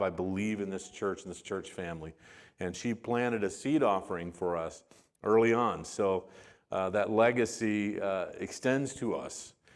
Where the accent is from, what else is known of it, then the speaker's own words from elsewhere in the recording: Arizona, United States; also born or lived in West Texas; we, uh, spent most of my life in Arizona. We moved there when I was, uh, right about two. And so most of my growing up and my graduation from high school and everything was in the state of Arizona